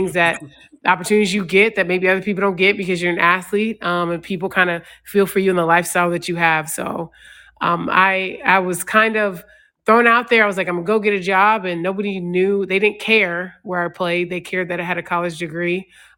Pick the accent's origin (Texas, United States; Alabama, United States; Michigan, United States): Texas, United States; DeSoto; also born or lived in Richmond, Virginia; I grew up military. My dad was in the Army for 22 years, so we moved a lot. So I moved from DeSoto, Texas to Richmond, Virginia, right before I started my freshman year of high school.